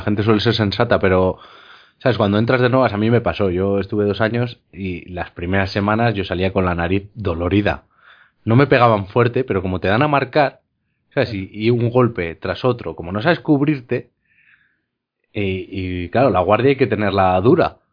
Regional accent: Spain; como los castellanos, como hablamos nosotros en España

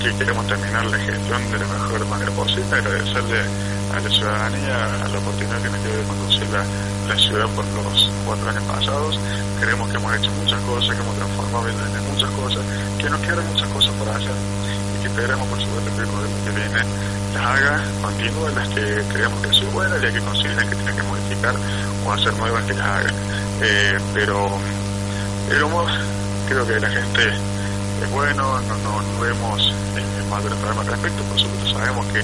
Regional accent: Villa Allende, Córdoba, Argentina; todos somos vecinos de Villa Allende

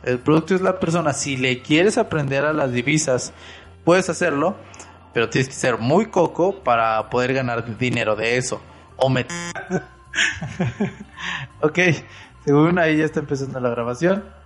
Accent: Monterrey, Nuevo León, Mexico; yo soy de Monterrey

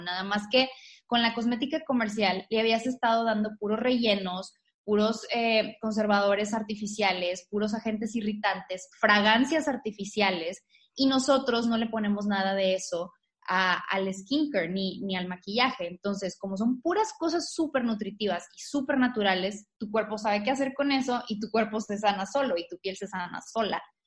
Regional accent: Tamaulipas, Mexico; Yo soy de Tamaulipas. Este, Yo soy de, de, una ciudad muy chiquita que se llama Hermoso Tamaulipas

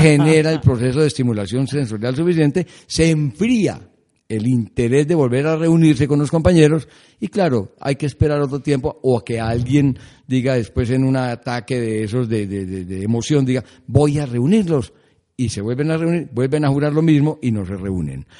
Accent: Colombia

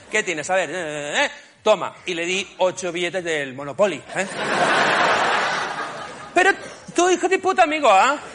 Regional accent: Barcelona, Catalonia, Spain; now in Madrid, Spain; estoy muy contento de estar aquí en Madrid, ¿eh? mi segundo hogar, ¿eh? porque yo soy de Barcelona, pero me encanta Madrid.

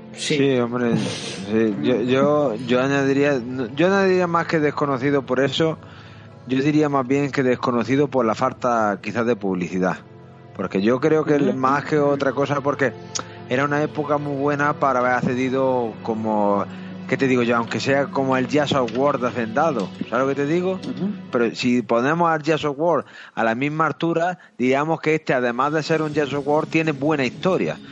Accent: Andalusia, Spain; a mí como andaluz

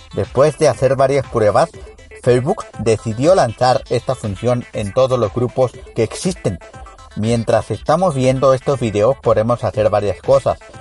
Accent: San Luis Potosí, Mexico

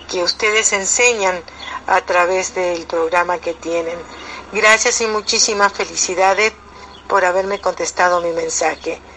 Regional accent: Argentina; now in California, United States; les hablo desde Estados Unidos, California. Eh, mi país de origen es Argentina

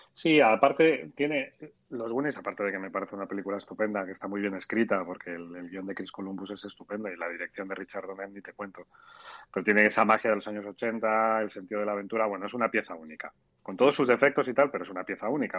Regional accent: Spain; somos los españoles

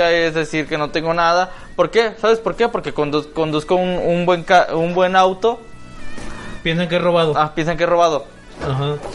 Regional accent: Guadalajara, Jalisco, Mexico; la historia de Chilango, uno como tapatío también le, teme, güey.

